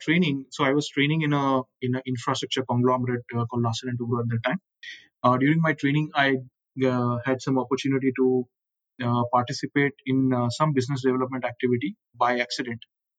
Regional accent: Mumbai, Maharashtra, India; Mumbai was sort of any other regular middle class life for us. School was nearby. Father worked nearby.

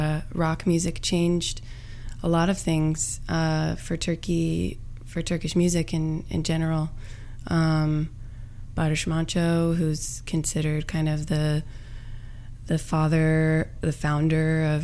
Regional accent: Roanoke, Virginia, United States; In Roanoke, Virginia.

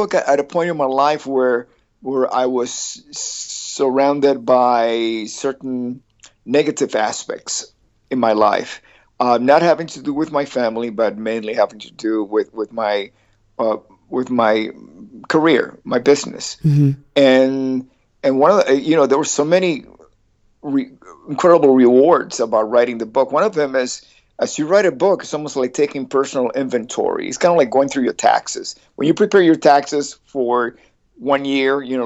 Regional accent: East Coast, United States; I was raised in the East Coast

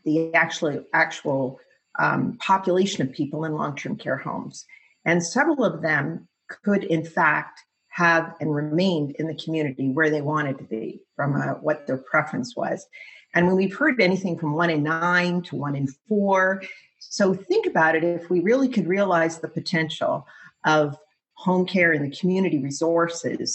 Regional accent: Canada

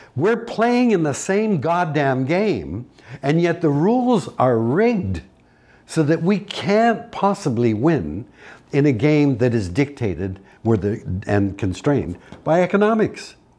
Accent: Canada; As a Canadian

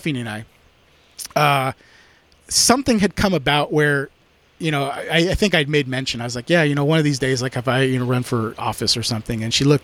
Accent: United States; also born or lived in California; I'm very American.

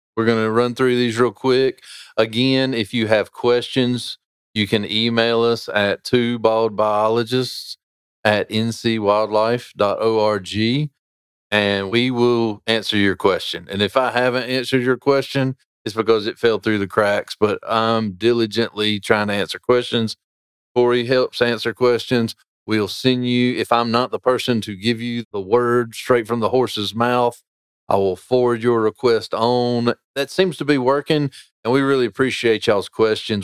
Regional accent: Sarum Creek, North Carolina, United States; I grew up fishing in Sarum Creek, learned how to fly fish there

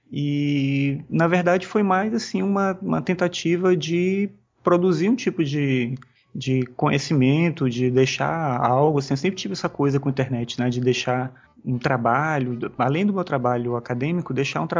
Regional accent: São Luís, Maranhão, Brazil; moved away as an adult; now in Brasília, Brazil; Na verdade, eu sou maranhense, né? Sou de São Luís. E eu vim para cá por conta desse concurso.

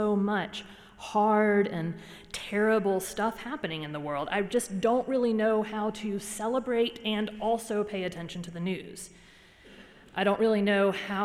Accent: Georgia, United States; moved away; I'm from Georgia

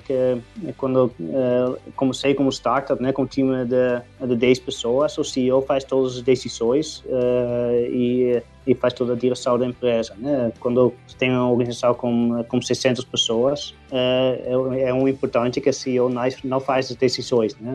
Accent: Netherlands; Portuguese is a second language; moved away as an adult; also born or lived in England; now in Brazil; eu sou holandês originalmente

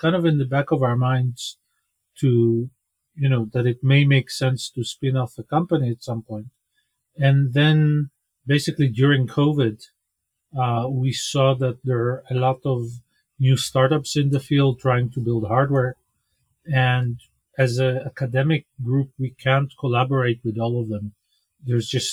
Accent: Israel; I was born in Israel, grew up here.

